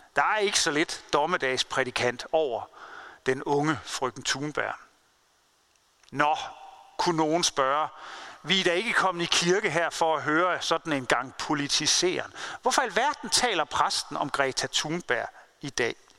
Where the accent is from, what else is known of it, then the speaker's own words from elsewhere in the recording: Denmark; jeg og du som danskere